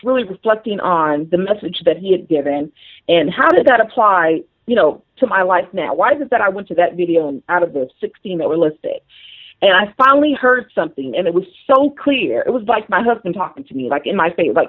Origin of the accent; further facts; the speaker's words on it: Las Vegas, Nevada, United States; moved away as an adult; I had never lived, you know, outside of Vegas, which is my hometown